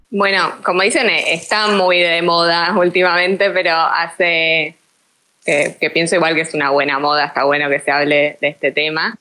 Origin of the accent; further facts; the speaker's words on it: Argentina; ya se darán cuenta por mi tonada todos que, soy argentina